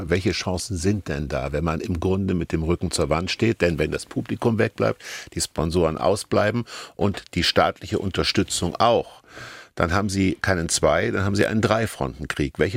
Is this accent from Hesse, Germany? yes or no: yes; Hesse, Germany; Ich bin gewissermaßen in Hessen im Wald groß geworden.